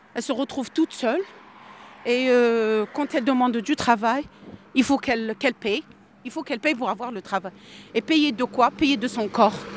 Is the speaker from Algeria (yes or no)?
yes; Algeria; moved away; Je suis algérienne